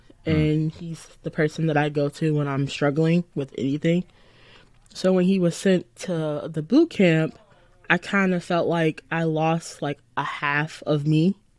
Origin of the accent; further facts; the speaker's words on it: Lynwood, Illinois, United States; So I'm from a little town in the south suburbs called Linwood. I was born in Indiana, but we moved to Linwood when I was born. And I've been there all 22 years of my life.